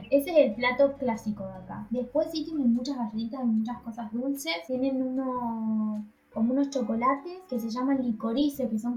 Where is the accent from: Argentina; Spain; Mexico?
Argentina; moved away; extraño Argentina, extraño a mi familia, y extraño a mis amigos de Argentina. Eso extraño sí, extraño la comida de Argentina, extraño el país de Argentina